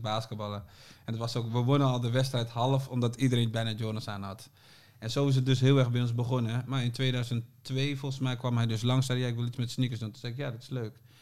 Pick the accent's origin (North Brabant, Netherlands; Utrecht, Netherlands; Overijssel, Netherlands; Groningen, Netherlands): Groningen, Netherlands; now in Amsterdam, Netherlands; En ik woonde al in Amsterdam, want we komen allebei uit Groningen